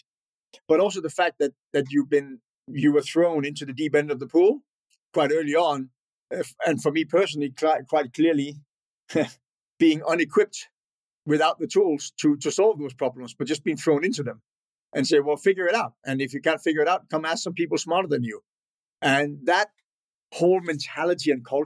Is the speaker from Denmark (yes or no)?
yes; northern Denmark, Denmark; born and raised in Northern Denmark